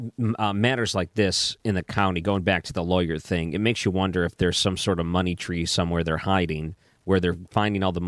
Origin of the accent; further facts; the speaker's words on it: Detroit, Michigan, United States; moved away as an adult; now in St. Louis, United States; I grew up in the Detroit area